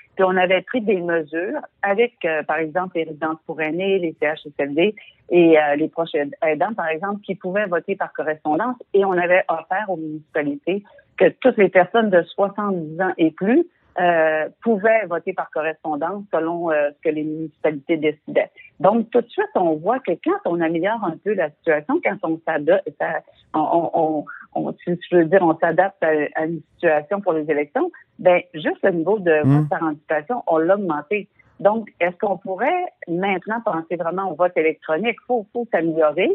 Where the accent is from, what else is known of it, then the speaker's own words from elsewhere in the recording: Quebec, Canada; en tant que Québécois